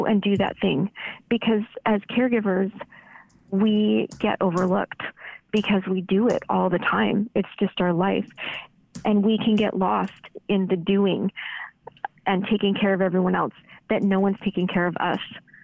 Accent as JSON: {"language": "English", "country": "Canada", "tie": "born or raised there", "moved": "yes", "lives_now": "United States", "said": "I'm a Canadian"}